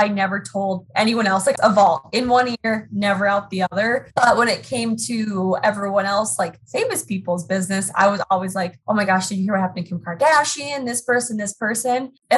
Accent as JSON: {"language": "English", "region": "Minnesota", "country": "United States", "tie": "born or raised there", "also_born_or_lived": "North Dakota", "said": "Born and raised in Minnesota. So I'm currently sitting in the cities right now. So Minneapolis, Minnesota"}